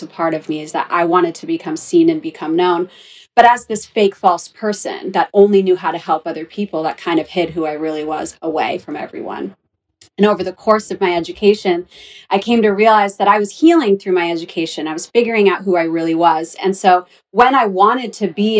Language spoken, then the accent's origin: English; Orange County, California, United States; moved away as an adult; also born or lived in Los Angeles, California; I'm from Orange County, California